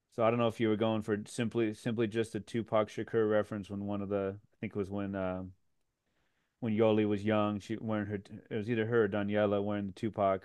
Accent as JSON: {"language": "English", "town": "New York City", "region": "New York", "country": "United States", "said": "as a New Yorker"}